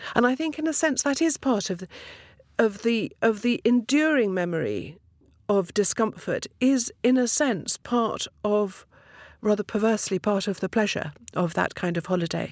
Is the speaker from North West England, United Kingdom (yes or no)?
no; Twickenham, London, United Kingdom; I was brought up in Twickenham